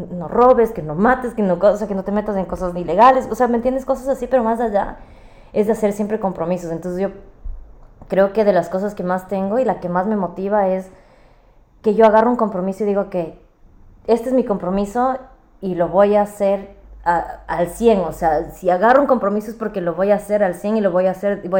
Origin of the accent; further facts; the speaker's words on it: Ecuador; moved away; Cuando me vine de Ecuador